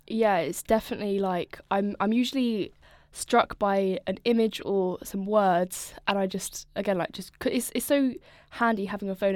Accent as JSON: {"language": "English", "area": "Norfolk", "region": "East of England", "country": "United Kingdom", "moved": "as an adult", "lives_now": "Brighton, United Kingdom", "said": "I'm from Norfolk originally, so lots of, lots of nature, lots of farms, lots of nothing"}